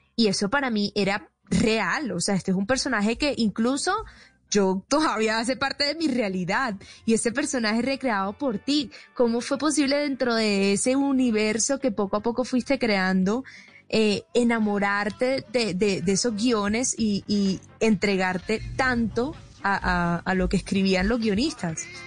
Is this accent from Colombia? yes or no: yes; Barranquilla, Atlántico, Colombia; accent: Caribbean; moved away as an adult; now in Bogotá, Colombia; De Barranquilla, que también me acogió Bogotá hace 10 años